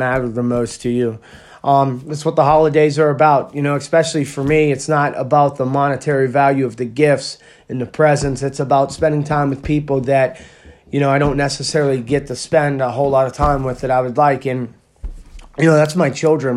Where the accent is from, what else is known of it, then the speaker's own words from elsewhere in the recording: Pennsylvania, United States; I'm from, you know, Pennsylvania